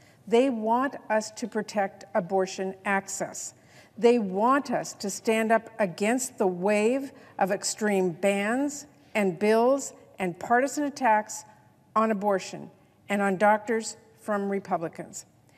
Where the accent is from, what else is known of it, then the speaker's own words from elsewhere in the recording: Washington, United States; Let's talk about the providers back home in my home state of Washington who tell me they are worried they could be punished for providing an abortion to patients from out of state. In my state, it's legal.